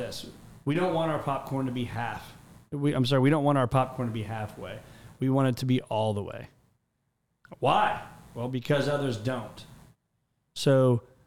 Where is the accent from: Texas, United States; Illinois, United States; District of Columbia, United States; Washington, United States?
Illinois, United States; Mattoon; my hometown, Mattoon, Illinois. And I remember growing up as a kid